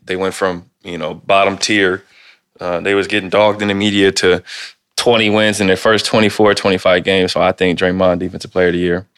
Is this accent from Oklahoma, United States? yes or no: no; Ohio, United States; now in Portland, United States; I'm from Ohio